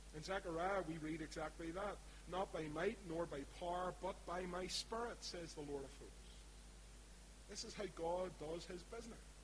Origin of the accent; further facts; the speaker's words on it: Belfast, Northern Ireland, United Kingdom; accent: East Belfast; my East Belfast accent